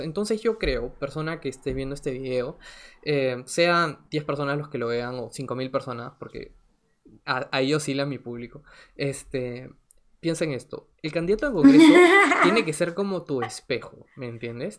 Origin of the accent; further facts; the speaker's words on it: Lima, Peru; yo soy de Lima, yo toda la vida he vivido en Lima, eh, salvo un periodo corto que estuve en el extranjero